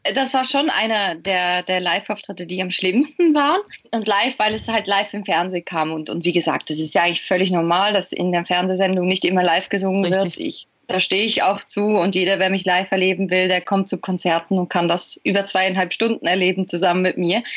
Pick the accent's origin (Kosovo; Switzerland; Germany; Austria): Switzerland; bei uns in der Schweiz